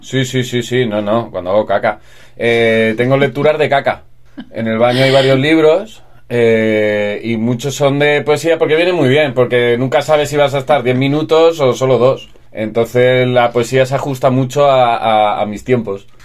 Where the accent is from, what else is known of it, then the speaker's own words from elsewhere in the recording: Almansa, Castilla-La Mancha, Spain; moved away as an adult; also born or lived in Alicante; yo soy de Albacete